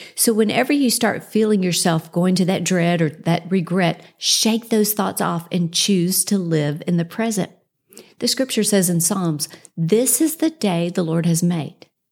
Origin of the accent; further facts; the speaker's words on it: Houston, Texas, United States; moved away as an adult; now in Dallas, United States; We moved from Houston, where I grew up